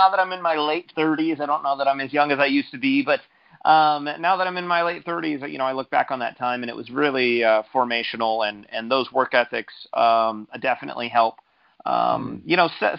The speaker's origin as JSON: {"language": "English", "region": "California", "country": "United States", "tie": "born or raised there", "said": "I was raised primarily by my grandparents on some property in California"}